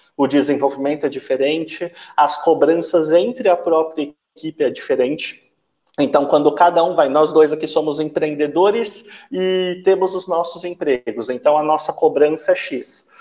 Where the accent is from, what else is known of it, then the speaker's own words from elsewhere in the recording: São Paulo, Brazil; now in Triângulo Mineiro, Brazil; hoje eu estou no Triângulo, só que eu sou de São Paulo, meu, meu sotaque já entrou eu não sou daqui